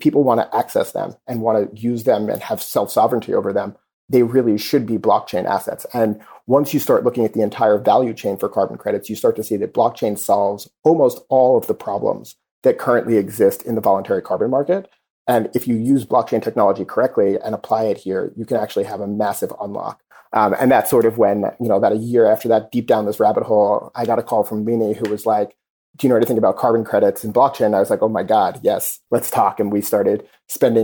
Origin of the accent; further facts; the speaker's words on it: New York City, New York, United States; I grew up in Queens and I'm a product of the New York City public school system